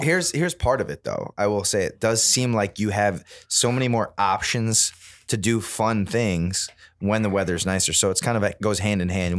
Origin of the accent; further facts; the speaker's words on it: Midwest, United States; We grew up in the Midwest